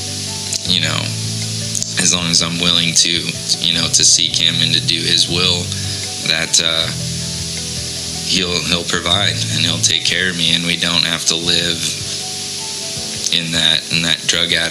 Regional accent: Mesa, Arizona, United States; I grew up here in Mesa, Arizona, born and raised

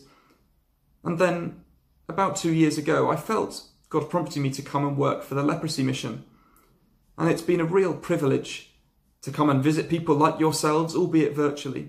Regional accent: Lyme Regis, South West England, United Kingdom; I grew up in Lyme Regis, a little seaside town in Dorset

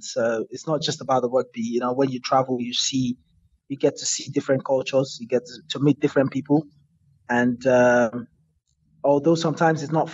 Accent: Nigeria; as a Nigerian

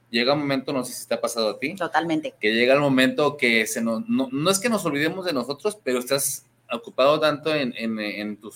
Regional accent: Guadalajara, Jalisco, Mexico; now in Acatlán de Juárez, Mexico; Soy tapatío, pero es tapatío, pero allá vive.

